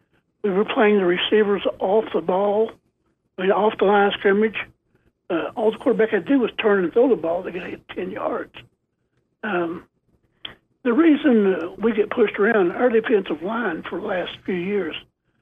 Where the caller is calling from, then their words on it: Florida, United States; Yes, I'm calling from Florida.